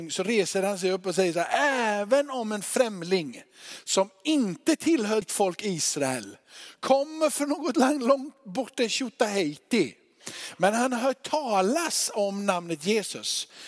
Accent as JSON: {"language": "Swedish", "town": "Örkelljunga", "region": "Skåne", "country": "Sweden", "said": "Och jag är från Örkelljunga."}